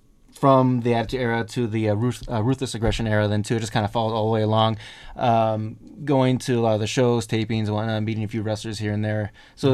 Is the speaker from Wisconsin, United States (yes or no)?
yes; Plain, Wisconsin, United States; moved away; I'm originally from the United States. Mm-hmm. I actually grew up in a very, very, very rural town, a small town. It's called Plain, P-L-A-I-N, Plain.